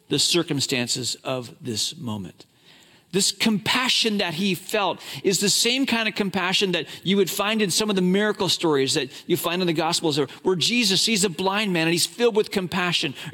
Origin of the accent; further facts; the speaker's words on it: Hong Kong; I grew up in China grew up in Hong Kong.